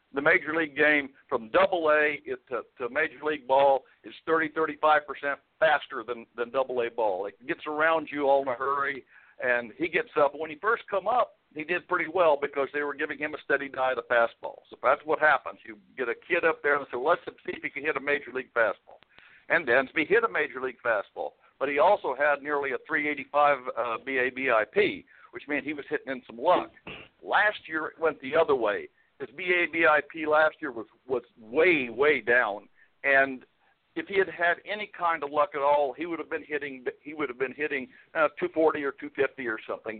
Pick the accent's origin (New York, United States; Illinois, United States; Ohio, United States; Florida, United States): Illinois, United States; moved away as an adult; I was born in Illinois